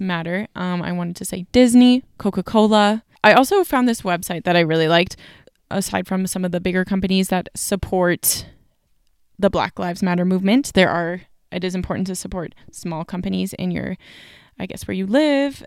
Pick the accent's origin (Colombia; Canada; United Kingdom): Canada; I'm Canadian